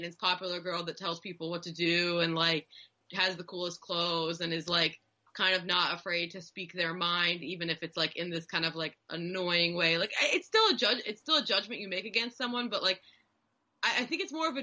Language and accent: English; United States; American Jews